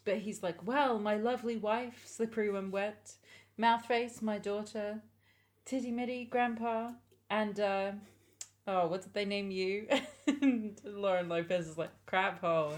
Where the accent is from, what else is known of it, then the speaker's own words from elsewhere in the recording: England, United Kingdom; we as English people